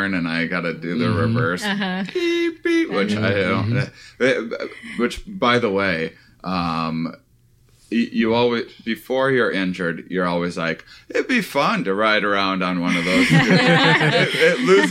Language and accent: English; Wisconsin, United States; moved away; I'm from Wisconsin originally